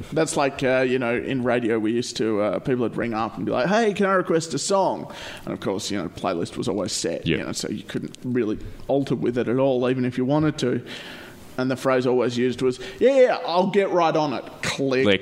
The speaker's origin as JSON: {"language": "English", "town": "Perth", "region": "Western Australia", "country": "Australia", "said": "And I'm like, \"Australia,\" and she's like, \"Oh, which part of Australia?\" And I'm like, oh, \"Perth,\""}